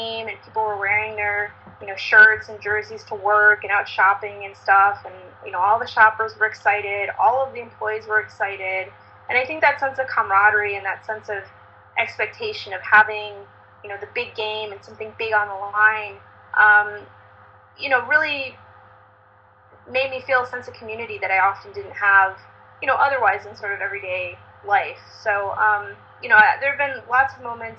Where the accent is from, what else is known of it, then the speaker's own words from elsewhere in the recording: Michigan, United States; I grew up in Michigan, and hockey was really big there